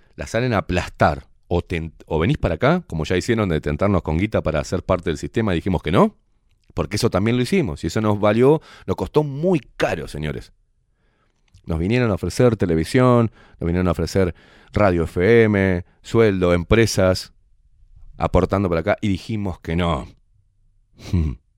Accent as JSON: {"language": "Spanish", "country": "Uruguay", "said": "me duele mi país, me duele mi gente, mi vecino, me, duele me duelen los pibes, me duelen, la, me los viejos, me duele el Uruguay"}